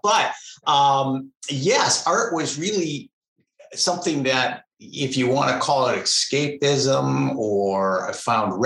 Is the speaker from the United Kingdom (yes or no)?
no; Bay City, Michigan, United States; I grew up in Bay City. I spent my first 18 years there